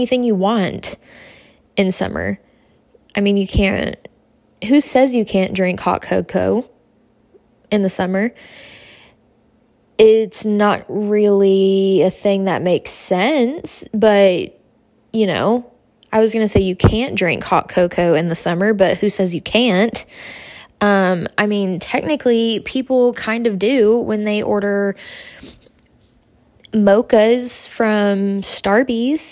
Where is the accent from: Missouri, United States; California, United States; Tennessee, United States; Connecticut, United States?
Tennessee, United States; moved away as an adult; also born or lived in Wisconsin; now in Murfreesboro, United States; I'm from Tennessee, born and raised.